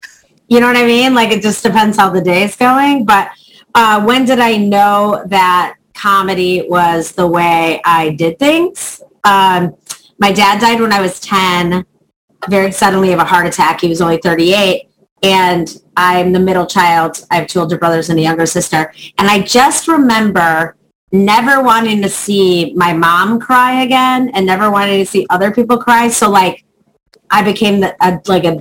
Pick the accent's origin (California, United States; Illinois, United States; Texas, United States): Illinois, United States; Chicago; I started in Chicago. I'm from Chicago